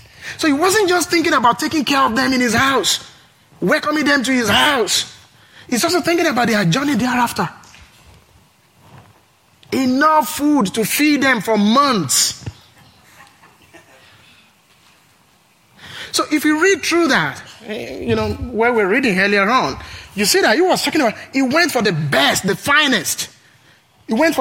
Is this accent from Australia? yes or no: no; Nigeria; now in Pullman, United States; I'm originally from Nigeria, from a tribe called Yoruba